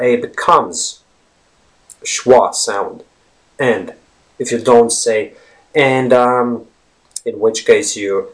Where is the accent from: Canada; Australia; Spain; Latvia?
Latvia; first language Latvian; English is a second language; We Latvians